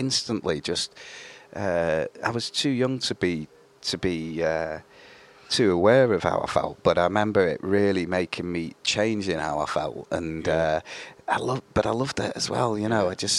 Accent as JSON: {"language": "English", "town": "Manchester", "region": "North West England", "country": "United Kingdom", "tie": "born or raised there", "also_born_or_lived": "Grimsby", "moved": "as an adult", "lives_now": "Germany", "said": "because I grew up in Manchester"}